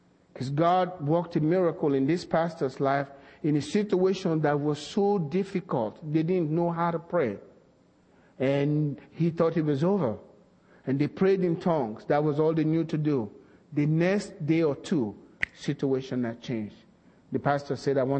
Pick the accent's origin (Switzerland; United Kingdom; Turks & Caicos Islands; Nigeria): Nigeria; moved away as an adult; now in United States; we were raised in Nigeria.